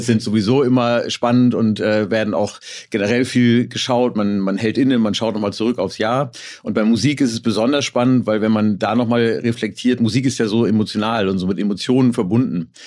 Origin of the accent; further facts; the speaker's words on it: Hamburg, Germany; als Hamburger habe ich natürlich ein bisschen Lokalpatriotismus